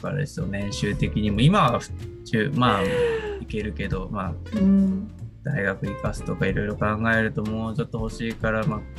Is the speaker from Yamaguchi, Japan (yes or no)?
no; Kanagawa, Japan; 僕の実家が、うん、まあ、いわゆる郊外と言われるような、神奈川のね、郊外地域なんで